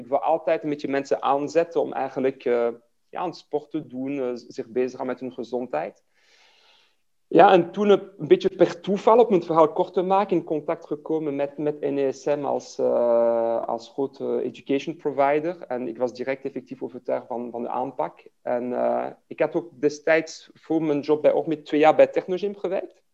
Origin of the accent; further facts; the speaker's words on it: Liège, Wallonia, Belgium; first language French; Dutch is a second language; moved away as an adult; Ik ben in Luik geboren, dus ben Franstalig eh, van origine. Ik heb tot mijn uh, twintigste in Luik eh, gewoond